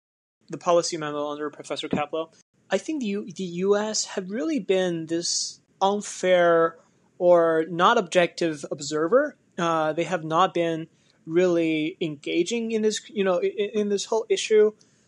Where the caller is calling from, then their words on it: Williamsburg, Virginia, United States; I'm listening from Williamsburg, Virginia.